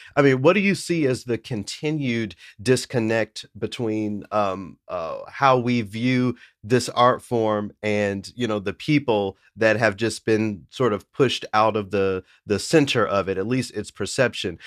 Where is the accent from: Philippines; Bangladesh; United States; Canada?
United States; Tennessee; I'm from Tennessee